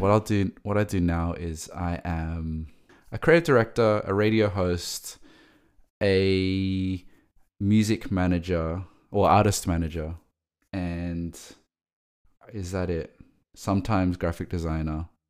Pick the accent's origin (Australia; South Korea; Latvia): Australia; Sydney, New South Wales; moved away; I grew up in Sydney